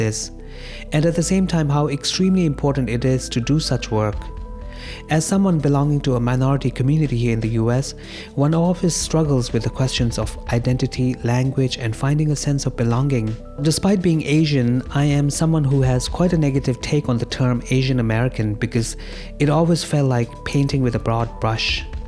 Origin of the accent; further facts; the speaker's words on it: Dharamsala, Himachal Pradesh, India; now in Queens, United States; I grew up in North India in the Tibetan refugee community of Dharamsala